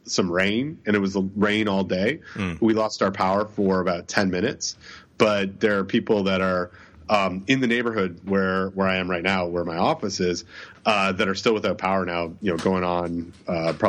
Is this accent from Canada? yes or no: yes; Toronto, Ontario, Canada; the great city of Toronto, my hometown